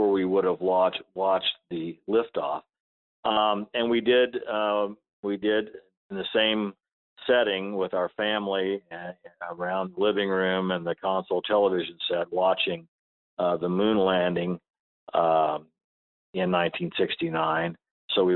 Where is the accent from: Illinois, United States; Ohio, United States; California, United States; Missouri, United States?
Missouri, United States; Chamois; My hometown was in was Chamois, Missouri, in Osage County, Missouri. We grew up on a farm out in the country